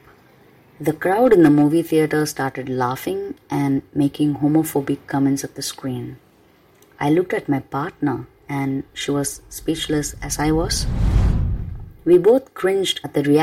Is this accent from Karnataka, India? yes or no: no; Chennai, Tamil Nadu, India; first language Tamil; English is a second language; my hometown, Chennai City